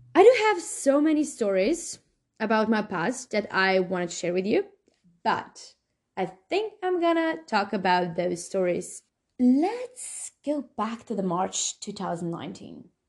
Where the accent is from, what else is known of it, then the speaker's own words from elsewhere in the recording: Slovenia; now in New Zealand; I'm from Slovenia.